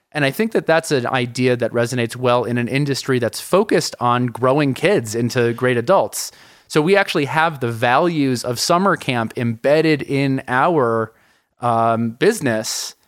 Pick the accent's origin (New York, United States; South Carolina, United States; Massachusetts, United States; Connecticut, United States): New York, United States; New York City; moved away as an adult; now in Colorado, United States; I'm from New York City originally, moved to Colorado